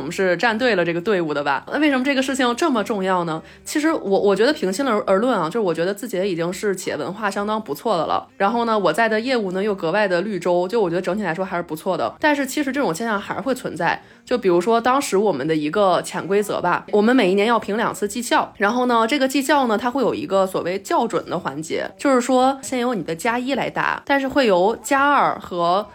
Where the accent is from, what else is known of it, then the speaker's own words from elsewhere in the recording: Beijing, China; 我作为一个北京人